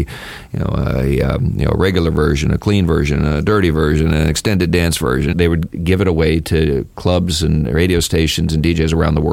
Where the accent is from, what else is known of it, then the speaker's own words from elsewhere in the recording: South Bend, Indiana, United States; I grew up in South Bend, Indiana in the 70s